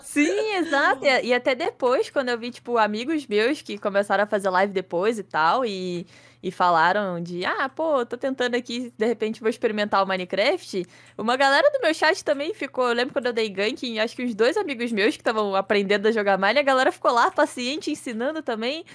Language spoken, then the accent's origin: Portuguese; Petrópolis, Rio de Janeiro, Brazil; tenho 23 anos, sou de Petrópolis, Rio de Janeiro